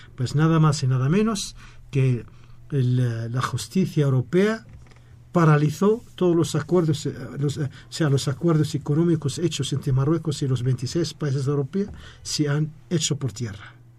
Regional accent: Western Sahara; Fuimos colonia española y por esa razón somos el único país árabe de habla hispana.

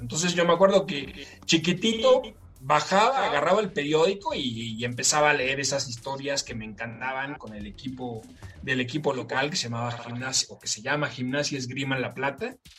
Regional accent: Mexico; aunque yo soy mexicano, mi, familia es argentina

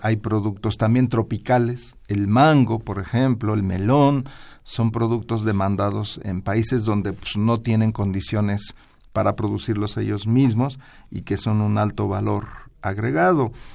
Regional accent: Mexico

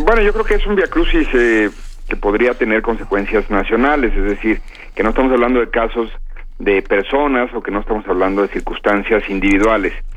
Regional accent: Guadalajara, Jalisco, Mexico; Guadalajara, donde yo nací

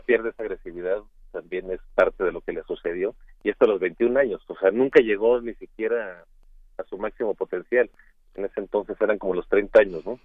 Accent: Mexico; como mexicanos, que no hay una gran tradición de ajedrez en nuestro país

